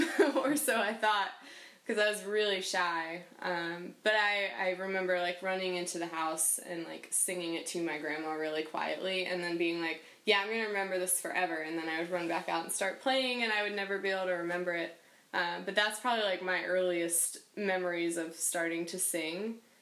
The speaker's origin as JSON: {"language": "English", "region": "Michigan", "country": "United States", "tie": "born there", "also_born_or_lived": "North Carolina / Minnesota / Wisconsin / Boston", "said": "I was born in Michigan. I've lived in North Carolina twice. I've lived in Minnesota. I've lived in Wisconsin and Boston, and now here."}